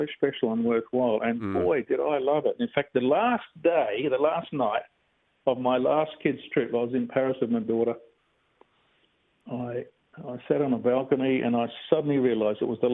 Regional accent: Bassendean, Western Australia, Australia; I'm a real typical Aussie kid, really. I grew up in Bassendean

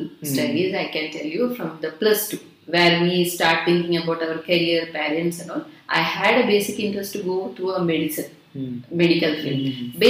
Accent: Kasaragod, Kerala, India; moved away as an adult; also born or lived in Alappuzha / Trivandrum / Delhi / Singapore; now in Patna, India; I'm basically from Kasaragod, end part, like it comes to the north part of Kerala, and next to that comes Karnataka. And I'm married to, and my mother's basic town is Alappi, and I'm married to Trivandrum.

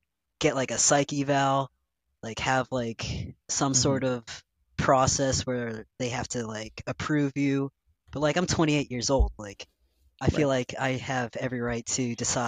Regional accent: Massachusetts, United States; I'm from Massachusetts. I've been here my whole life

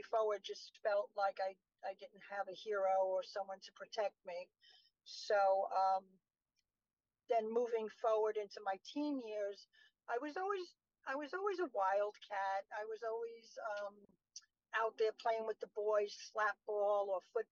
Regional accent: New York City, New York, United States; moved away as an adult; now in Shirley, United States; I was born in Brooklyn, New York. So, from a city called Bay Ridge

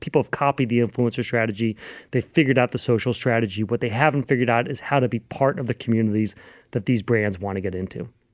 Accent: Louisville, Kentucky, United States; growing up in Louisville, Kentucky

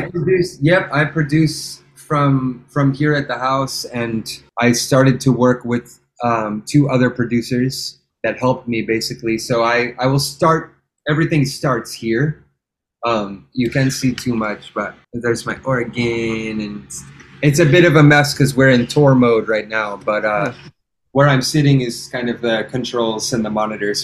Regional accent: England, United Kingdom; I was born in England

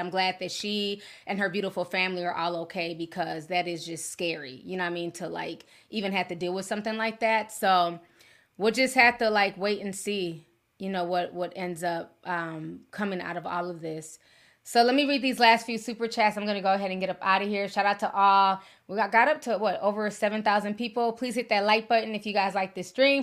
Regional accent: Minneapolis, Minnesota, United States; moved away as an adult; also born or lived in Saint Paul / North Carolina; I grew up on the South Side, so I was in the thirties.

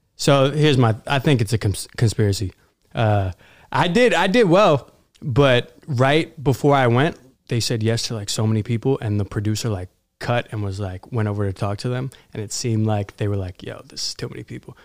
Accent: New York City, New York, United States; I grew up in Queens

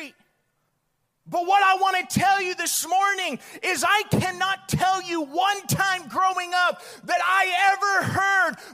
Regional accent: Bullhead City, Arizona, United States; I grew up in Bullhead

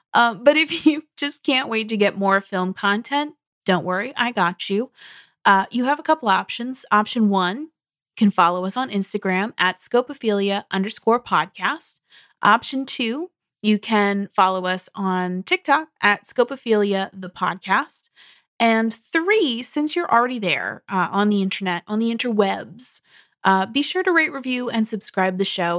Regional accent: United States; as an American

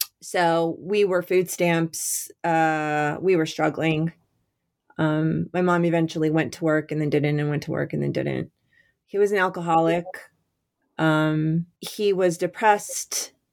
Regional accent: Albuquerque, New Mexico, United States; Yeah, so I grew up in Albuquerque, New Mexico, and my father was a salesman, wholesale sporting goods salesman.

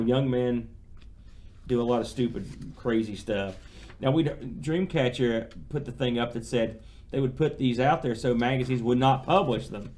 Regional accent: United States; being an American

